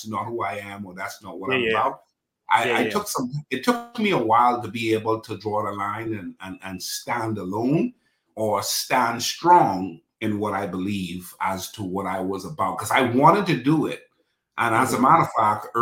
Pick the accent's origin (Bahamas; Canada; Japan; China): Bahamas; now in Dallas, United States; I'm born and raised in the Bahamas, but I live in Dallas, Texas